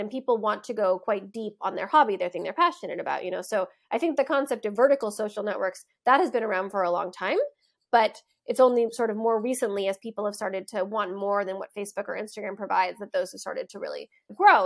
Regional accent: United States; moved away as an adult; also born or lived in Berlin; being an American

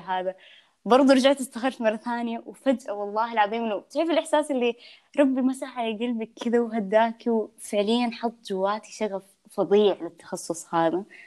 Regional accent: Yanbu, Medina Province, Saudi Arabia; born or raised there; moved away as an adult; now in Jeddah, Saudi Arabia

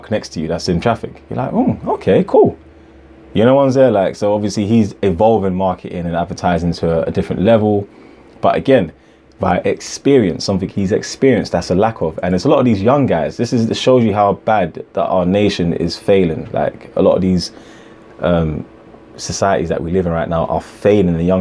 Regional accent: Ghana; I'm from Ghana as well

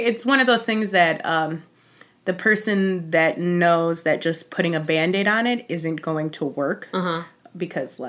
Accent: Chicago, Illinois, United States; I grew up in Roscoe Village

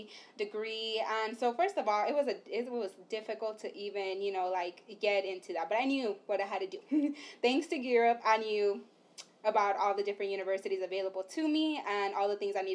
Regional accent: Los Angeles, California, United States; moved away as an adult; also born or lived in Santa Cruz; we're from East Los Angeles

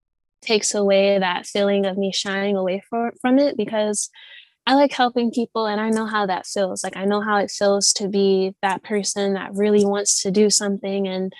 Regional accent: Midwest, United States; I'm from the Midwest. I'm, you know, and I feel like a lot of the times people from the Midwest, we're just very like laid back, like we're very chill.

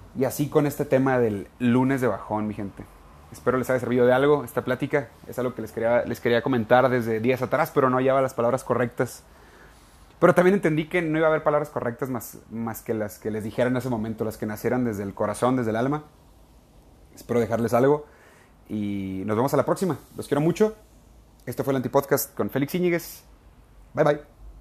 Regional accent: Ensenada, Baja California, Mexico; moved away; todavía estaba en Ensenada, California, en mi tierra.

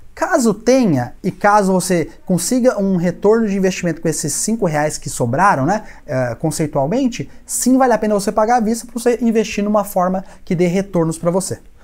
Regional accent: Minas Gerais, Brazil; sou mineiro

